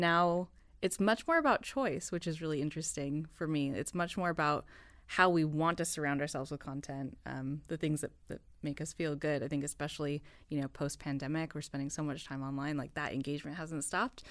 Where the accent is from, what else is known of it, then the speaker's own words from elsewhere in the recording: United States; moved away as an adult; I am an American citizen